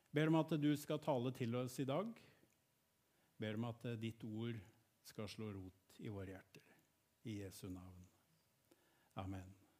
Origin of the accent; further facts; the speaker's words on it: Gjerpen, Vestfold og Telemark, Norway; Jeg vokste opp i Bertel misjonskirke i Gjerpen.